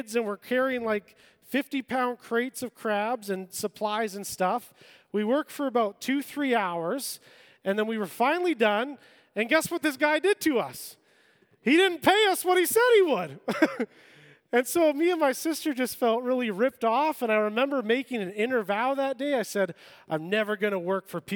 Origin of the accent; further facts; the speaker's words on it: Vancouver Island, British Columbia, Canada; I grew up on Vancouver Island